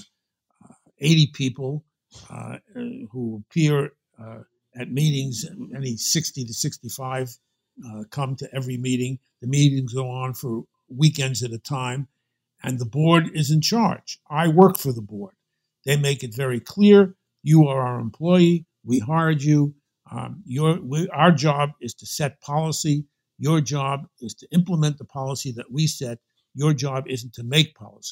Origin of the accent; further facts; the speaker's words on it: New York City, New York, United States; accent: Brooklyn; my New York accent, by which I always took to mean my Brooklyn accent